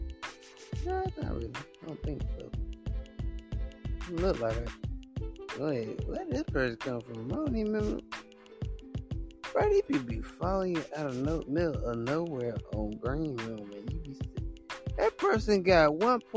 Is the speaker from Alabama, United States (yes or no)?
yes; Alabama, United States; I'm from a little state called Alabama